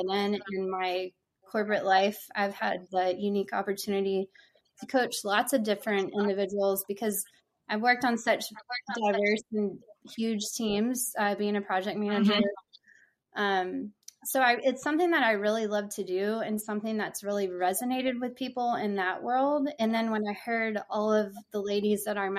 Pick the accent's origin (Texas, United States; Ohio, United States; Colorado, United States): Texas, United States; Houston; also born or lived in Corpus Christi, Texas; I'm from the Houston area in Texas